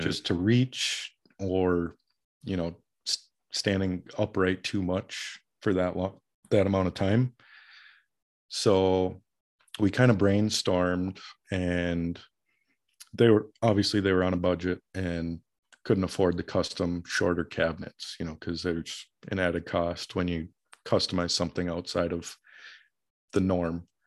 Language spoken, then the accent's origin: English; Minneapolis, Minnesota, United States; moved away as an adult; growing up in the Minneapolis metro area